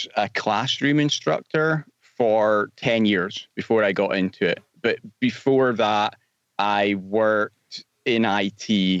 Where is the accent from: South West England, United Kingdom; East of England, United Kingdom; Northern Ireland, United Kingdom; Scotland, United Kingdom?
Scotland, United Kingdom; moved away; Yeah, I'm from Scotland originally, but I've been gone for a long time, so my accent's a bit strange now.